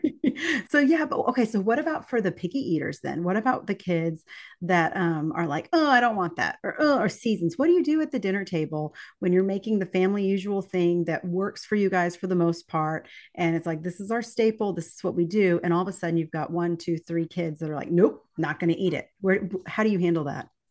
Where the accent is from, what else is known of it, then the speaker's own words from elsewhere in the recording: East Texas, United States; live in the piney woods of East Texas in my hometown as well